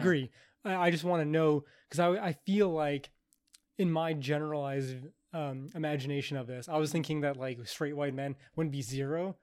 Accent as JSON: {"language": "English", "country": "Canada", "said": "I'm Canadian"}